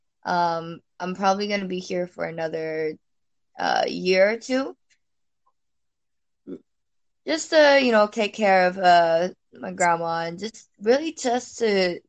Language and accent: English; Houston, Texas, United States; moved away as an adult; now in Singapore; I'm from Houston.